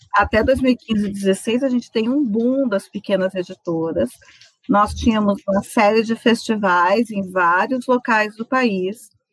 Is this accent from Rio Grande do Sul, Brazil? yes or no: yes; Santa Maria, Rio Grande do Sul, Brazil; also born or lived in Rosário do Sul; eu vim para Santa Maria com seis anos, eu nasci em Rosário do Sul